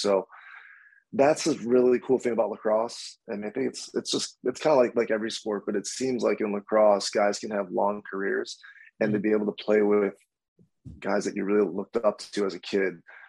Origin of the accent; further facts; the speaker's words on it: Rochester, New York, United States; also born or lived in Washington, D.C.; to play for Rochester, my hometown